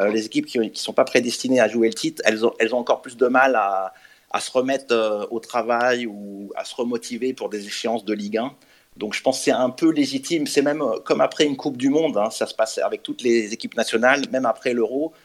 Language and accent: French; Lyon, Auvergne-Rhône-Alpes, France; En tant que lyonnais